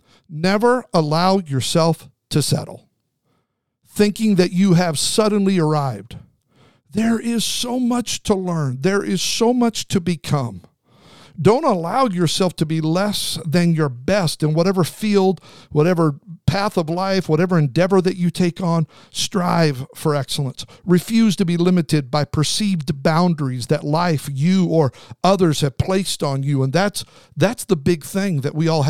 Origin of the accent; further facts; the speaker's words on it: Snake River, southern Idaho, United States; I grew up on the Snake River in southern Idaho